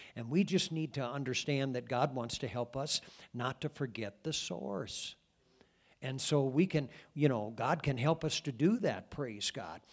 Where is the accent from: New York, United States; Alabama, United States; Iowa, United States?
Iowa, United States; Cascade; my hometown, um, of Cascade when I was a kid